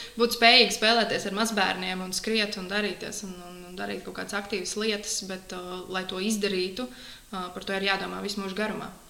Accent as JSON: {"language": "Latvian", "town": "Talsi", "region": "Talsi Municipality", "country": "Latvia", "tie": "born or raised there", "also_born_or_lived": "Riga", "said": "Es nāku no Talsiem, visu mūžu esmu dzīvojis Talsos"}